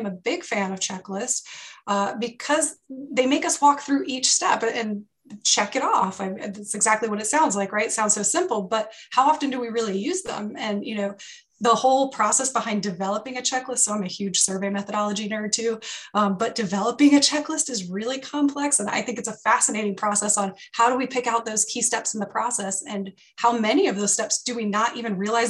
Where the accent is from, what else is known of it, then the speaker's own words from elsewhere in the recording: North Carolina, United States; because I did my EMT school in Mexico City, which was a whole new challenge for me because I am from North Carolina.